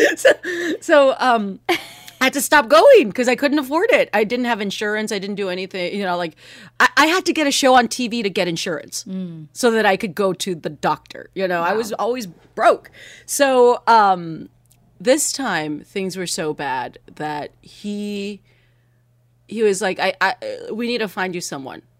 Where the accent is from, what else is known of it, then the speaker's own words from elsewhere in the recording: United States; first language Spanish; English is a second language; Spanish is my first language, right? But in English, you know, I look, I grew up here